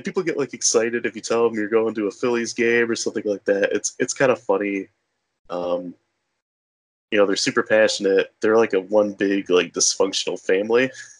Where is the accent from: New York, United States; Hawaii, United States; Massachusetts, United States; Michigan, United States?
Michigan, United States; moved away; also born or lived in Philadelphia; I'm from Michigan.